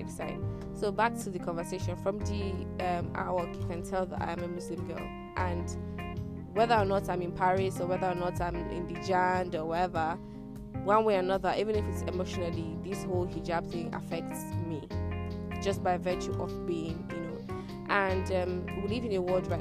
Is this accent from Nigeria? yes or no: yes; Nigeria; Tired Nigerian Girl